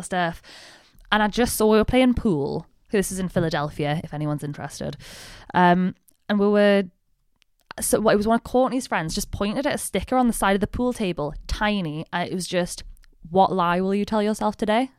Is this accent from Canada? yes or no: no; the north of England, United Kingdom; I'm British. I very much identify as, like, a Northern English person.